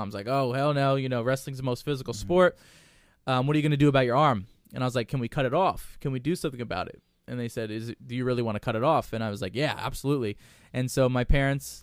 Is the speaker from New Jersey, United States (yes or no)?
yes; New Jersey, United States; moved away; growing up in Jersey